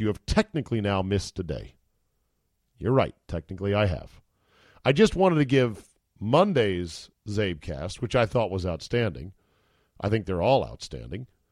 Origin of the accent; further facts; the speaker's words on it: Utica, New York, United States; I'm from Utica